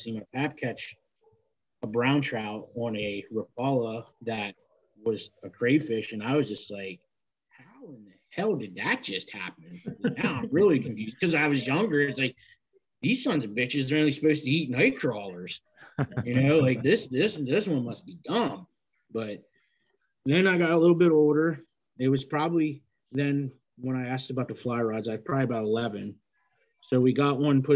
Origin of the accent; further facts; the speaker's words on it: Pennsylvania, United States; I was born and raised in Pennsylvania, and I'm still here